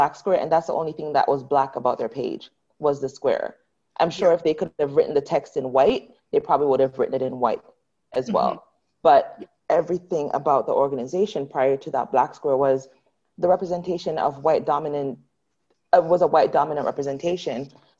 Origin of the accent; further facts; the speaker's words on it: Canada; I keep on saying this country, I'm not American, I'm Canadian.